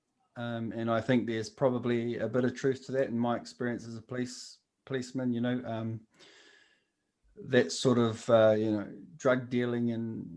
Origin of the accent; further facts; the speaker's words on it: Napier, Hawke's Bay, New Zealand; I'm Ngāti Kahanunu, and I was brought up in Hawke's Bay and Marae Nui, which is the sort of lower socioeconomic area of Napier, the Hawke's Bay.